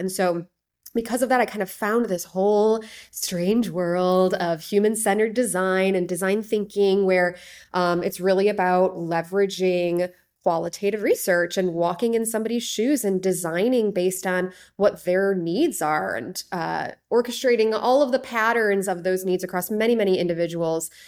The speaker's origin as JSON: {"language": "English", "town": "Chicago", "region": "Illinois", "country": "United States", "tie": "born or raised there", "moved": "yes", "said": "my hometown of Chicago, ended up moving back here"}